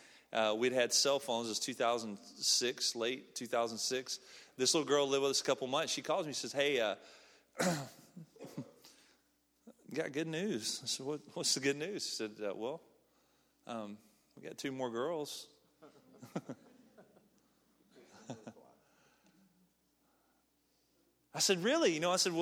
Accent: Snead, Alabama, United States; moved away as an adult; now in Ecuador; I'm from Alabama. I'm from a small town called Sneed, Alabama.

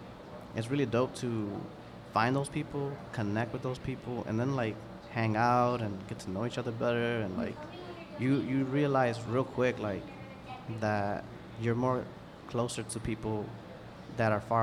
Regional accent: Chicago, Illinois, United States; also born or lived in Pilsen, Chicago; I was born in Humboldt Park. I grew up like the beginning half of my life in Humboldt Park

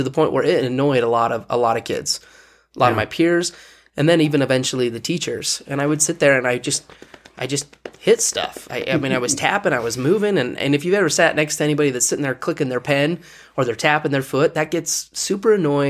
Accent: Heber City, Utah, United States; also born or lived in Bountiful / Texas / Kansas; So I was born in Bountiful, Utah. And then my family, we moved to Texas and Kansas. But really home for me is Heber City, Utah.

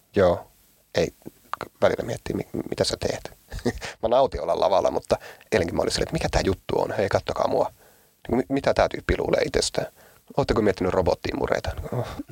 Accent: Oulu, North Ostrobothnia, Finland; mä oon Oulusta ja me ei olla lestadiolaisia

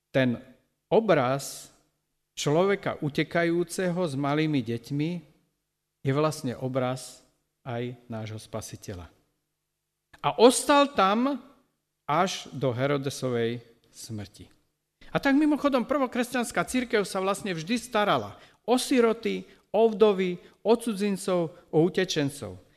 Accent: Slovakia; tej farmy, ktorú tam my sme zo Slovenska postavili

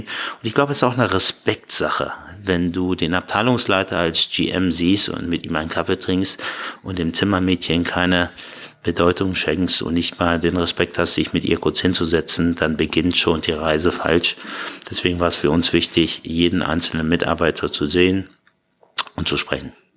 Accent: Hanover, Lower Saxony, Germany; also born or lived in Iran / Berlin / Bahrain; now in Munich, Germany; wenn ich mir eine Heimat aussuchen müsste und mich jetzt festlegen, ist da, wo ich groß geworden bin. Das ist äh, in Hannover

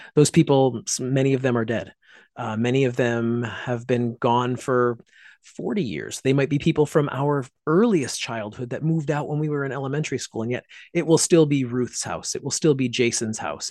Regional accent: Pittsfield, Massachusetts, United States; my hometown of Pittsfield, Massachusetts

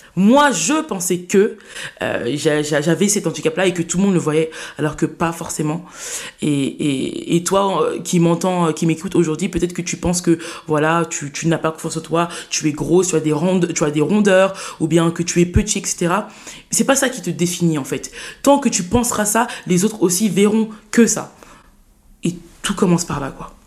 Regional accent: Saint-Denis, Île-de-France, France; J'ai vécu toute ma vie à, Saint-Denis. Euh, voilà, j'ai fait mon enfance, j'ai grandi là-bas, mon collège, mon lycée

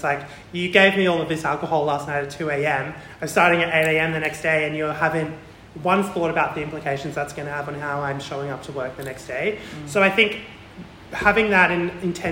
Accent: Melbourne, Victoria, Australia; growing up in Watsonia and Greensboro, predominantly white space

